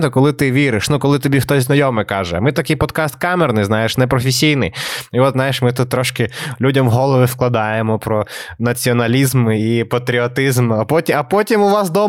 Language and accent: Ukrainian; Odesa, Odesa Oblast, Ukraine; Але я з Одеси, і напевно я маю. Е, знаєш, як то кажуть в Одесі, знаєш, мені є що сказати.